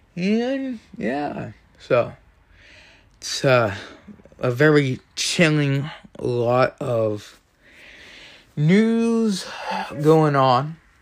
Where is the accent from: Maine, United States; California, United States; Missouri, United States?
Maine, United States; I have a rhino as a senator for my home state, Susan Collins